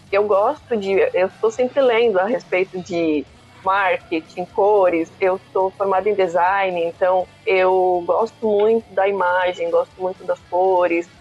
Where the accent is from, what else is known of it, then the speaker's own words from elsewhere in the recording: Chapecó, Santa Catarina, Brazil; now in Blumenau, Brazil; eu sou natural de Chapecó. Morava lá no oeste do estado de Santa Catarina